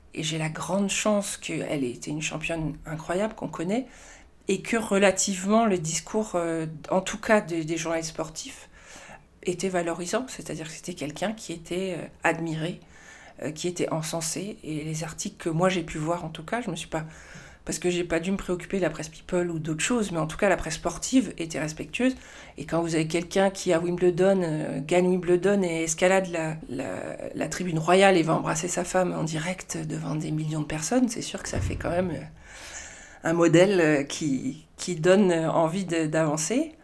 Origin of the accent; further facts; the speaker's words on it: Marseille, Provence-Alpes-Côte d'Azur, France; moved away as an adult; also born or lived in Nigeria; now in Paris, France; j'ai grandi euh, essentiellement à Marseille euh, et autour de Marseille, en fait, dans la banlieue de Marseille